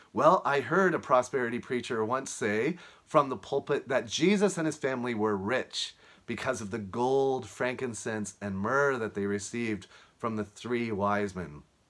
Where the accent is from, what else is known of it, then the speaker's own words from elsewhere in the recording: Halifax, Nova Scotia, Canada; now in Fort Worth, United States; I'm speaking to you from Fort Worth, Texas, but I'm originally from Halifax, Nova Scotia.